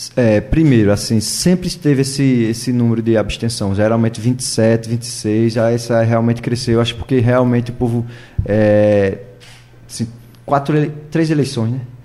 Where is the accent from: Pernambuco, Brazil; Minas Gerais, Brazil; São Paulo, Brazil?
Pernambuco, Brazil; Maraial; eu nasci e me criei lá em Maraial